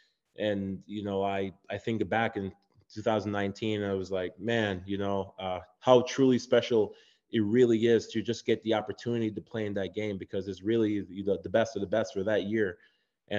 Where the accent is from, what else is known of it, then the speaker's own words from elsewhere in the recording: Jamaica; moved away; also born or lived in Chicago; I'm from Jamaica. Growing up in Jamaica, my mom came here